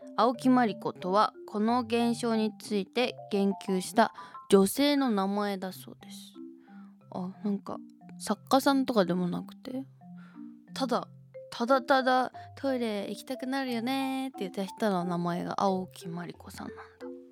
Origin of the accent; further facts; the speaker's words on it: Shizuoka, Japan; moved away; 私の故郷静岡の高校